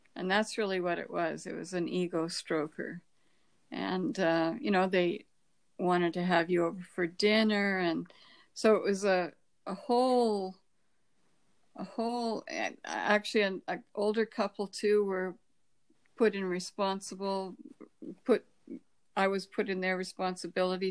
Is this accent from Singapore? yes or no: no; Canada; born or raised there